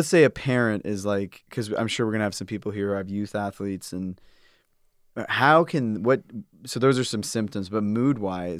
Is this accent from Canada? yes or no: yes; Canada; I'm from Canada, so different healthcare system, but went to the hospital, waited hours.